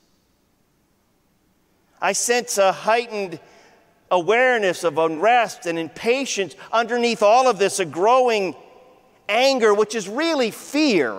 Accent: Ohio, United States; I grew up in Ohio.

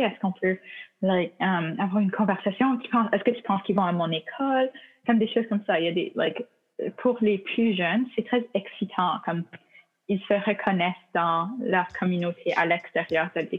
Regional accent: Manitoba, Canada; born there; now in North Vancouver, Canada; Euh, je suis née au Manitoba, mais je suis euh, au Colombie-Britannique pendant euh, plus que la moitié de ma vie maintenant.

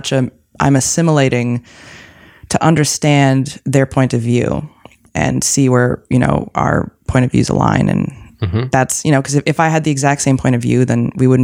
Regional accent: East Coast, United States; now in Los Angeles, United States; I am the kid from the East Coast

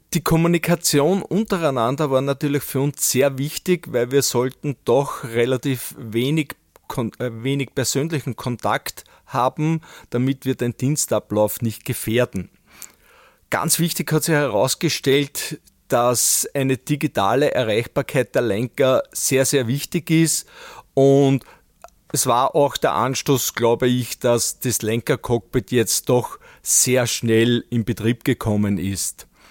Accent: Böheimkirchen, Lower Austria, Austria; als Kind noch mit meiner Mutter von meiner Heimatgemeinde Böhemkirchen nach St. Pölten

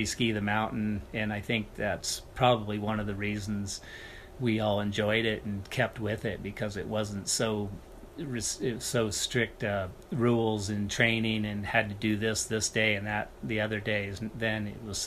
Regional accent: Sun Valley, Idaho, United States; I grew up in Sun Valley, Idaho

